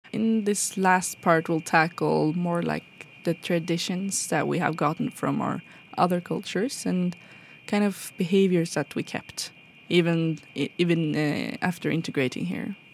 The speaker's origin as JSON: {"language": "English", "country": "Norway", "tie": "born or raised there", "said": "growing up in Norway, we didn't really go to museums"}